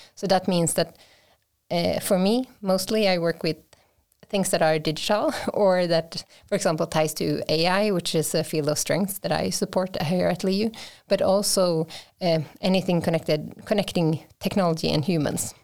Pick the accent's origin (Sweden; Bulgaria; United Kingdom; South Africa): Sweden; Vimmerby, Kalmar County; I am from Sweden, uh, born and raised in, uh, south of here, so, uh, from the classic, uh, forests of, uh, Vimmerby